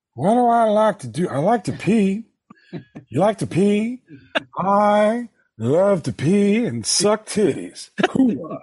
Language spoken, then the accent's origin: English; New York, United States; kid growing up in New York in the 70s